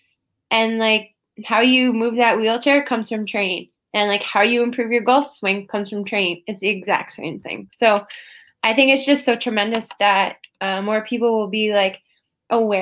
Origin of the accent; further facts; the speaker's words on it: Prince Albert, Saskatchewan, Canada; my hometown in Prince Albert, Saskatchewan, in Northern Sask